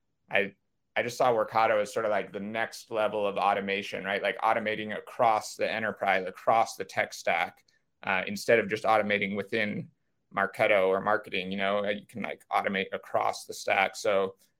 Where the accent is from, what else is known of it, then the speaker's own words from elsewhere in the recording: Silicon Valley, California, United States; I was raised in Silicon Valley